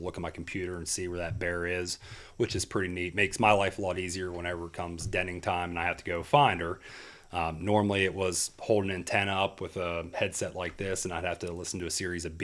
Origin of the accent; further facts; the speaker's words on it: Freedance, Pennsylvania, United States; I grew up in Freedance